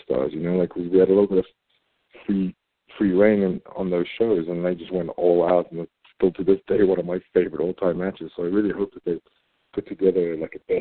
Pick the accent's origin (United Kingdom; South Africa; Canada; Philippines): South Africa; moved away; my home country of South Africa